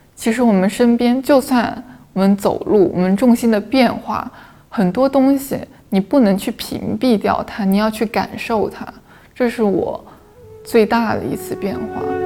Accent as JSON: {"language": "Chinese", "region": "Guangdong", "country": "China", "said": "我们广东人有一个特征就是不愿意离开家"}